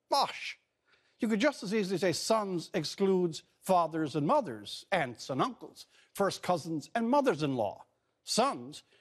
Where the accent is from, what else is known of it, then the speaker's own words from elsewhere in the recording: Placentia, Newfoundland and Labrador, Canada; I grew up in Newfoundland